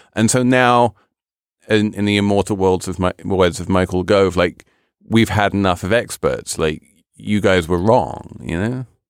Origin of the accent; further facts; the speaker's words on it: United Kingdom; moved away; my home country of Great Britain